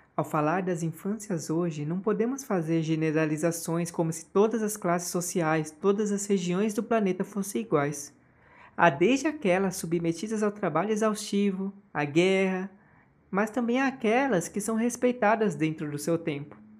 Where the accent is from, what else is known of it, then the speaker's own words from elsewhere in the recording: Osasco, São Paulo, Brazil; já eu nasci em 1990, em Osasco, São Paulo. Eu nasci em hospital, cresci perto dos meus avós